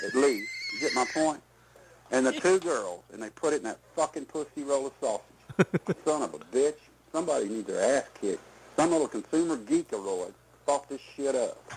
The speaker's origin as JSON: {"language": "English", "region": "Texas", "country": "United States", "said": "I'm not from the North. I'm a Texas man"}